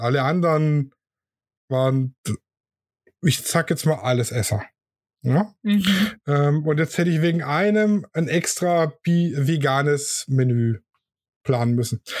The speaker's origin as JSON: {"language": "German", "region": "Swabia", "country": "Germany", "said": "ich bin ja Schwabe"}